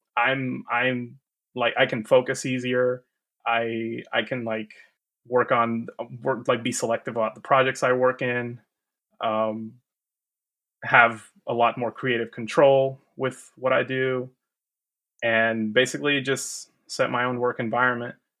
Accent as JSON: {"language": "English", "country": "Puerto Rico", "moved": "as an adult", "lives_now": "Georgia, United States", "said": "I am from Puerto Rico originally. Uh, been living here in the U S for ten years now"}